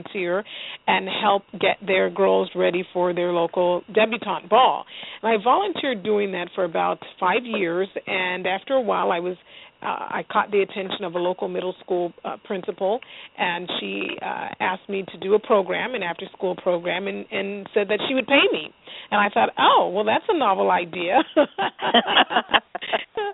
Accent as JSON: {"language": "English", "region": "Southern California", "country": "United States", "tie": "born or raised there", "said": "My family immigrated here from Central America, from Panama, and I grew up in Southern California"}